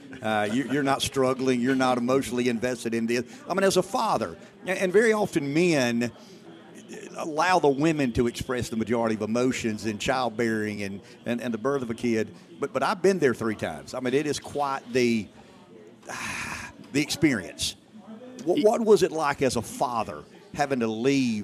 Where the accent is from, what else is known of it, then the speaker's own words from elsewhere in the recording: Pamplico, South Carolina, United States; I'm from the South, the rural South.